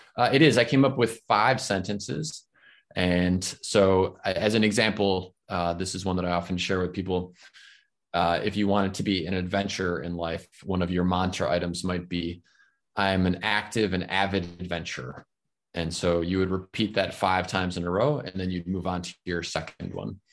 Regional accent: Florida, United States; I'm in my home state. I live in Florida, in the United States

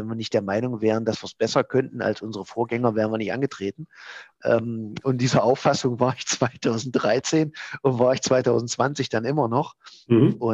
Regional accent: Halberstadt, Saxony-Anhalt, Germany; meine Heimatstadt, ich bin ja gebürtiger Halberstädter, noch weiter voranbringen

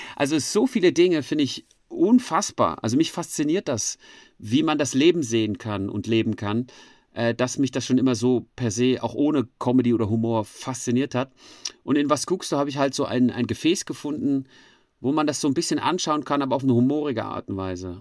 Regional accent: Frankfurt am Main, Hesse, Germany; moved away as an adult; now in Switzerland; in Frankfurt am Main gemacht, wo ich aufgewachsen bin.

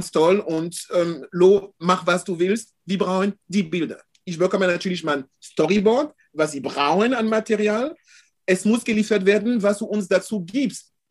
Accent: France; ich bin in Deutschland, also in Frankreich aufgewachsen, also als Europäer

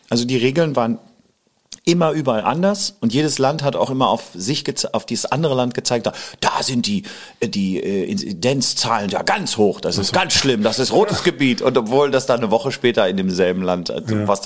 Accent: Hamburg, Germany; also born or lived in Lower Rhine, Germany; ich bin halb Holländer, halb {S1} hm. Deutscher {S0} und ähm, bin an der Grenze am Niederrhein geboren, habe auch hier als Kind in Hamburg ja verbracht

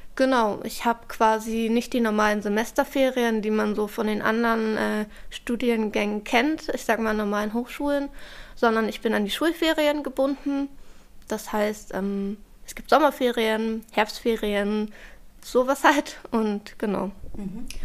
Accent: Berlin, Germany; Ich bin in Charlottenburg groß geworden. Ähm, ich bin hier aufgewachsen.

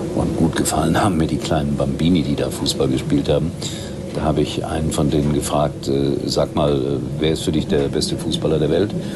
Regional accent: Gelsenkirchen, North Rhine-Westphalia, Germany; gebürtiger Schalker bin

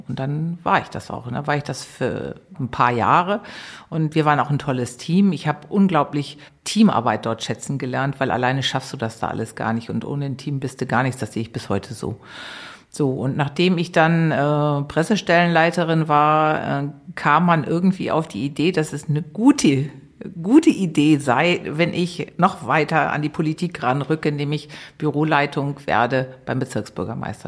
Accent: Eutin, Schleswig-Holstein, Germany; moved away as an adult; now in Berlin, Germany; Ich bin zwischen den Meeren groß geworden. Schleswig-Holstein. Ich weiß nicht, sagt dir Eutin was? 15 Kilometer von der Ostsee

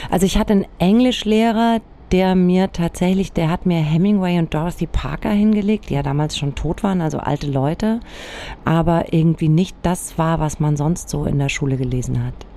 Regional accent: Germany; ich bin im Spessart aufgewachsen

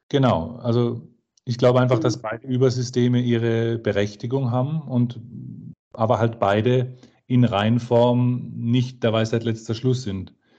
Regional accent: Karlsruhe, Baden-Württemberg, Germany; in Karlsruhe, meiner Geburtsstadt

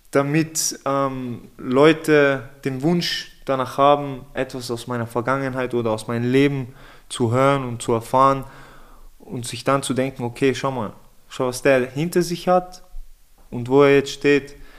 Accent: Innsbruck, Tyrol, Austria; also born or lived in Vienna; ich bin in Innsbruck geboren, in Innsbruck aufgewachsen.

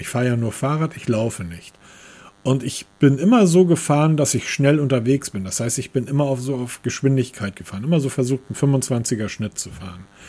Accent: Hamburg, Germany; ich als Hamburger

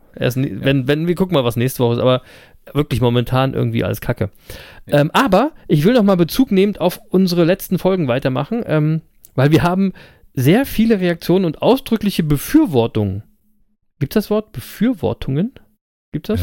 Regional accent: Berlin, Germany; Live in Berlin ähm, also aus meiner Geburtsstadt

